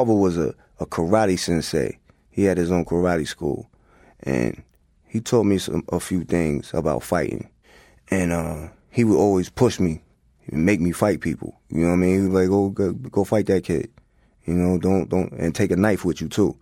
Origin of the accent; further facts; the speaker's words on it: Hempstead, New York, United States; also born or lived in Queens; growing up in Long Island, in Hempstead